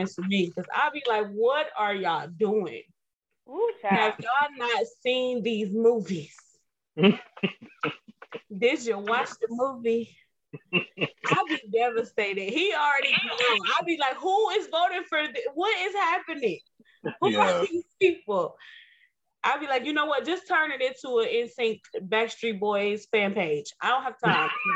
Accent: Cleveland, Ohio, United States; we are from Cleveland

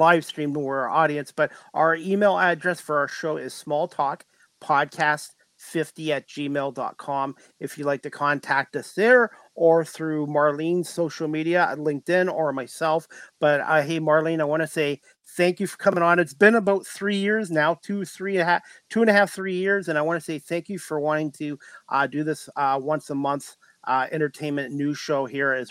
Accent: Ontario, Canada; being from Ontario

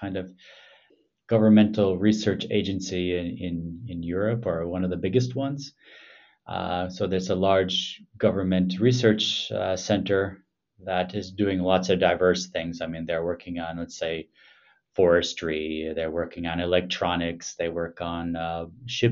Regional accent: Milwaukee, Wisconsin, United States; moved away as an adult; also born or lived in Madison, Wisconsin / Ann Arbor, Michigan / Boston, Massachusetts / Bern, Switzerland; now in Helsinki, Finland; I'm originally from Milwaukee, Wisconsin.

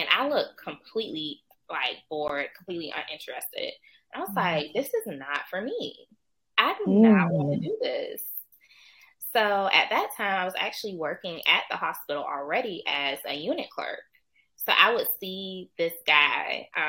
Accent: Savannah, Georgia, United States; I'm from Savannah, Georgia

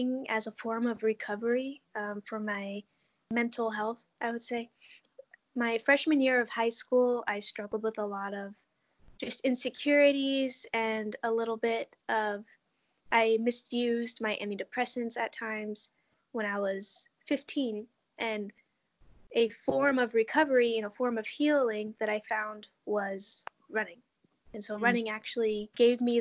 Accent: Muckleshoot Reservation, Washington, United States; moved away as an adult; now in Iowa, United States; I grew up on the Muckleshoot Reservation in Washington State

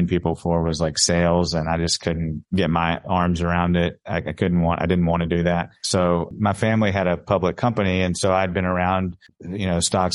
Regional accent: Mississippi, United States; accent: Mississippi drawl; moved away as an adult; also born or lived in New York; now in Dallas, United States; I grew up in Mississippi

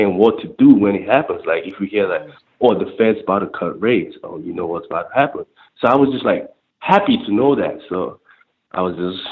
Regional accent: Nigeria; moved away; growing up in Nigeria, third world country

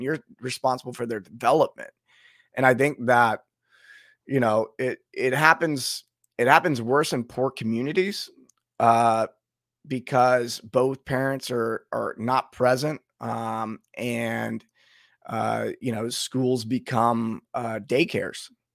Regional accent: United States; being an American

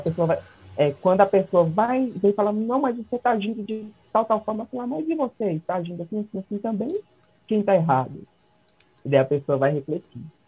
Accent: Brazil; nós, como brasileiros

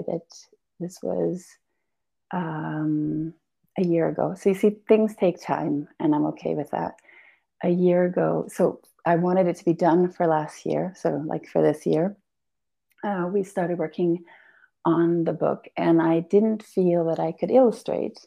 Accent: Belgium; also born or lived in Portugal; now in Ericeira, Portugal; I was Albanian, but born and raised in Belgium and now in Portugal

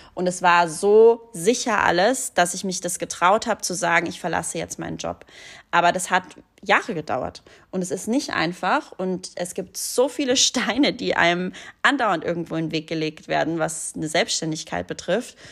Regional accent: Hallein, Salzburg, Austria; moved away; Meine Heimatstadt Hallein

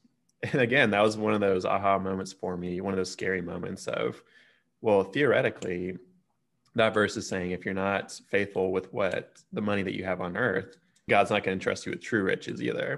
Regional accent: Texas, United States; as a Texan

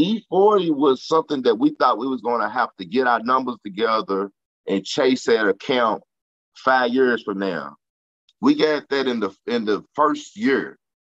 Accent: Louisville, Kentucky, United States; So I'm from Louisville.

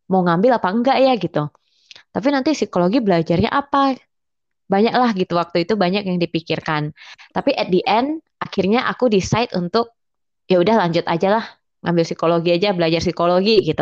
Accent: Singkawang, West Kalimantan, Indonesia; aku kan asalnya dari Singkawang nih dari Kalbar.

